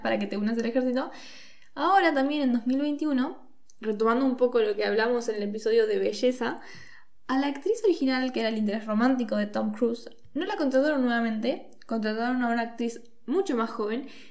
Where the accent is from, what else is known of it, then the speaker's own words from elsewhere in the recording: Argentina; los argentinos sí somos tanto latinoamericanos como latinos